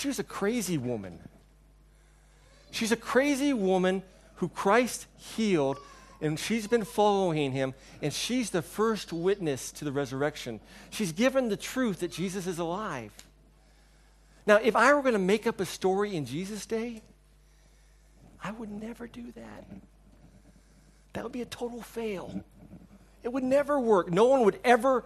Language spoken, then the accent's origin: English; United States; moved away; When I was growing up in America